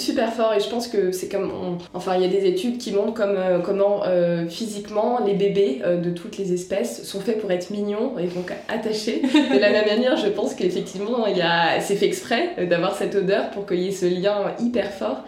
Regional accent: France; en tant que bonne française

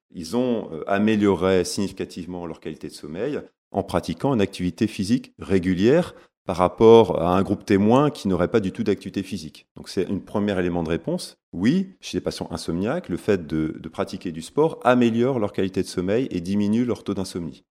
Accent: Lille, Hauts-de-France, France; accent: ch'ti; Je suis né à Lille, hein, je suis un, gars du Nord, comme on dit, un ch'ti.

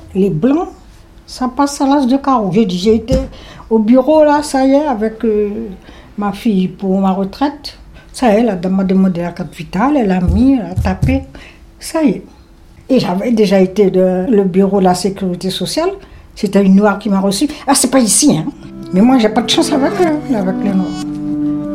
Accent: Saint-Laurent-du-Maroni, French Guiana; moved away as an adult; now in Paris region, France; Je suis née à Saint-Laurent et j'ai 72 ans

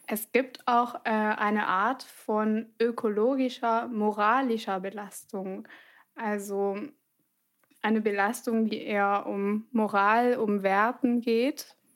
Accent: France; German is a second language; als Französin

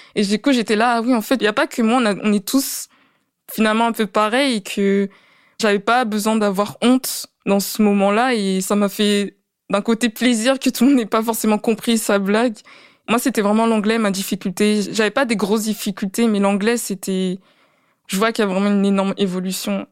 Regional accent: France; also born or lived in Latvia; en tant que française

